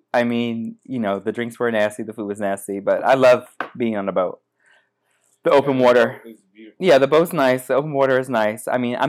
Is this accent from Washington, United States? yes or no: no; Connecticut, United States; moved away; I mean, I'm also from Connecticut, so just like going back to New England all the time for holidays has like weird connotations to it